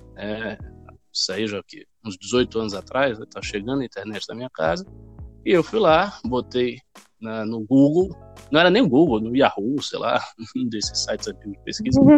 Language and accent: Portuguese; Salvador, Bahia, Brazil; moved away as an adult; now in São Paulo, Brazil; eu nasci em Salvador, no estado da Bahia, e vivi por lá a minha vida inteira, na verdade. Eu nunca, nunca morei em outro lugar, com exceção agora aqui de São Paulo, bem recentemente.